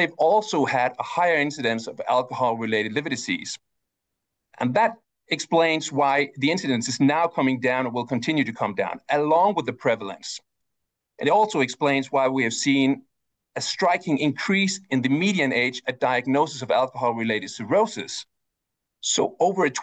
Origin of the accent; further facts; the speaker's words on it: Denmark; my home country, Denmark